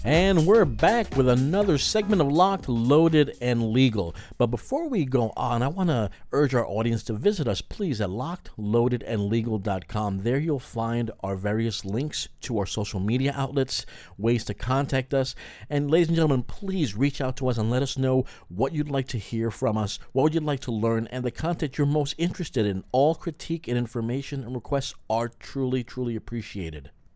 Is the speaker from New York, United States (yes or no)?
yes; New York, United States; a fellow New Yorker